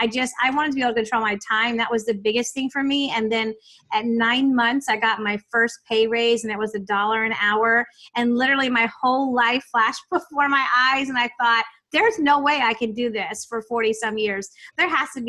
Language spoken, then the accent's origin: English; Virginia Beach, Virginia, United States; I grew up in Virginia Beach, Virginia